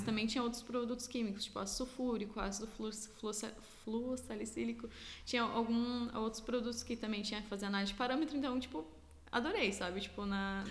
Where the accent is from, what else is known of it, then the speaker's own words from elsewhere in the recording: Lages, Santa Catarina, Brazil; moved away as an adult; also born or lived in Blumenau, Brazil / Otacílio Costa, Brazil / Alentejo, Portugal; now in Portugal; eu morava, é, meus pais moravam depois no interior de Otacílio Costa, que é próximo a Lages. Então, tipo, eu estudava em Lages e vivia em Lages